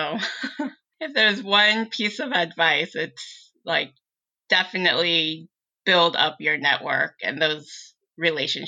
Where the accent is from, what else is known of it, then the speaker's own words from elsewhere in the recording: Silicon Valley, California, United States; growing up in Silicon Valley